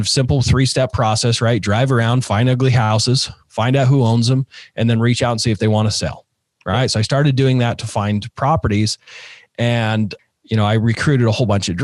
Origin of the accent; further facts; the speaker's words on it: Utah, United States; I grew up in Utah. I'm still here in Utah